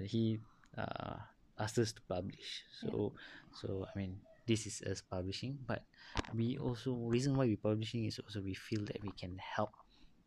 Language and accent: English; Malaysia; I'm from Malaysia.